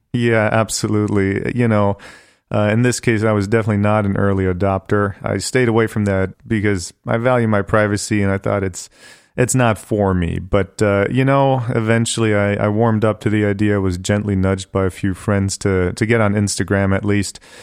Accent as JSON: {"language": "English", "town": "Bonn", "region": "North Rhine-Westphalia", "country": "Germany", "tie": "born or raised there", "also_born_or_lived": "Hanover, Germany", "moved": "yes", "lives_now": "Cleveland, United States"}